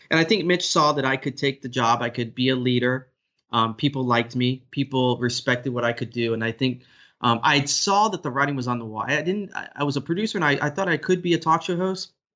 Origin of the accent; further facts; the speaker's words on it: Orlando, Florida, United States; also born or lived in Waukegan, Illinois / Chicago area; now in Chicago, United States; at the age of seven, I was in Florida. And from seven to, through high school, uh, that's when I was in Orlando